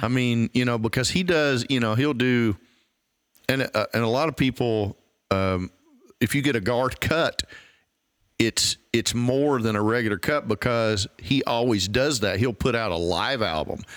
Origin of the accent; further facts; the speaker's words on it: East Tennessee, United States; I'm from East Tennessee